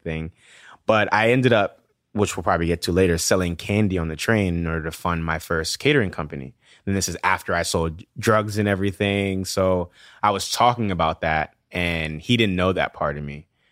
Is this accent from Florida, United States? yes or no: no; New York City, New York, United States; also born or lived in Nigeria / Washington, D.C.; growing up in the South Bronx, it's like you're, f, you're fighting everywhere you go